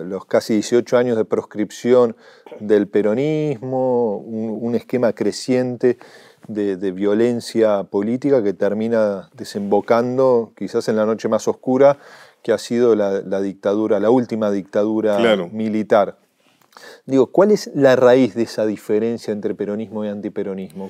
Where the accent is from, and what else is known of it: Argentina